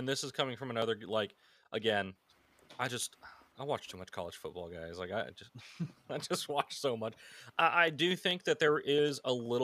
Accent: the South, United States; I live in the South. I grew up in the South

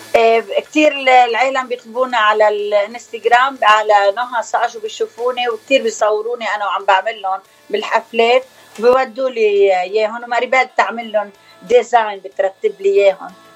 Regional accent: Bechouen / Yahchouch, Keserwan-Jbeil, Lebanon; moved away as an adult; now in United States; ضيعتين صغار كثير انا خلقانه من بشوين

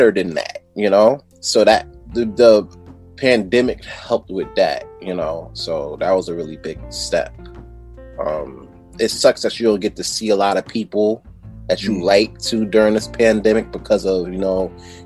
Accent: New York City, New York, United States; moved away as an adult; now in Poughkeepsie, United States; originally I'm from Brooklyn. Shout out to Fort Greene.

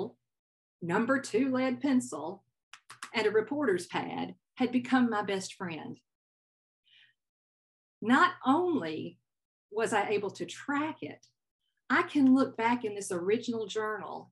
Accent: Southern United States, United States; accent: Southern; now in California, United States; my Southern accent

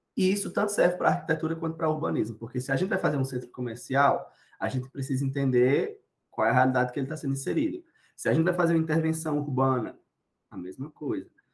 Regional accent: Cuité, Paraíba, Brazil; also born or lived in Campina Grande; Cuité. Uma cidade no interior da Paraíba

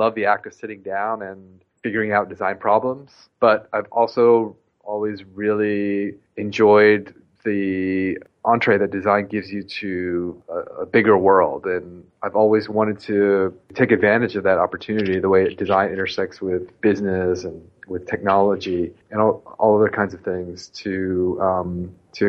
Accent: United States; moved away as an adult; also born or lived in Southern California / New York; I grew up on the East Coast near Washington, D.C.

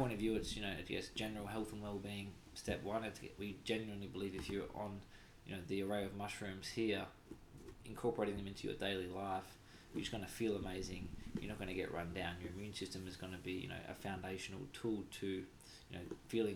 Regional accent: Australia; being Australian

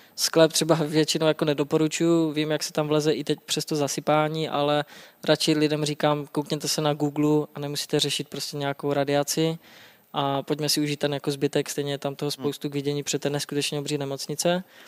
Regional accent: Třinec, Moravian-Silesian Region, Czechia; moved away as an adult; now in Prague, Czechia; já pocházím z Třince a to je kousek jako to je tři kilometry do Polska, tři kilometry na Slovensko

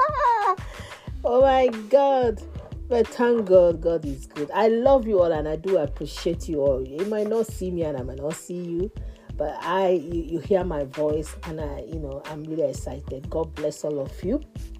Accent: Nigeria; moved away; I'm from Nigeria.

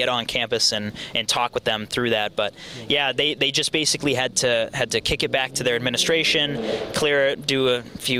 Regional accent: Belchertown, Massachusetts, United States; I'm from Western Mass. I'm from Belchertown, Massachusetts.

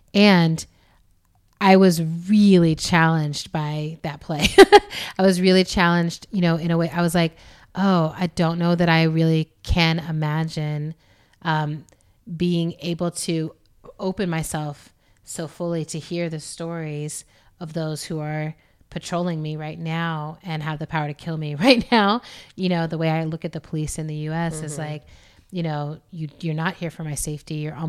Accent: Germany; Or look, you know, we grew up in Germany, which at the time we grew up there, we were in West Germany and there was a wall.

